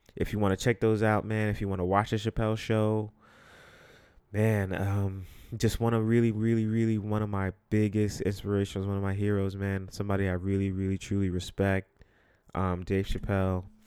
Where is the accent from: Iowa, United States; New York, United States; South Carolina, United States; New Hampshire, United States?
New York, United States; New York City; growing up where I grew up or just in New York City